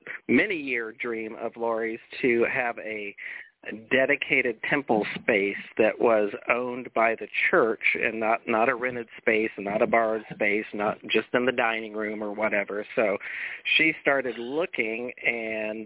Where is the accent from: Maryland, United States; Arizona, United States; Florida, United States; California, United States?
Florida, United States; Jacksonville; moved away; also born or lived in Colorado; I was born and raised here in Jacksonville, but my parents divorced, and when my mom and stepdad married, they bought a dude ranch in the mountains of Colorado